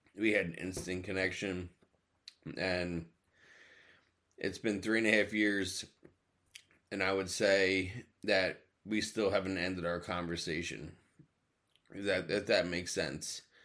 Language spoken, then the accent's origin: English; New Jersey, United States; moved away as an adult; also born or lived in Plymouth, Massachusetts; I grew up in South Jersey. just eight minutes from Philadelphia